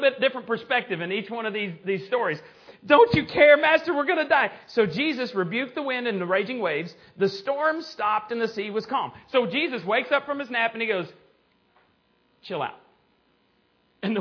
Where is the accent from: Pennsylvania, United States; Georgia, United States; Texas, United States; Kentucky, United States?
Texas, United States; Borger; my hometown of Borger, Texas.